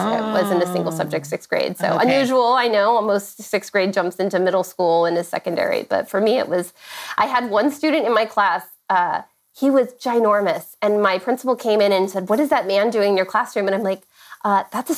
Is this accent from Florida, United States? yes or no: no; San Diego, California, United States; now in Orange County, United States; I grew up in San Diego, California. I did not migrate very far. I'm in Orange County, California now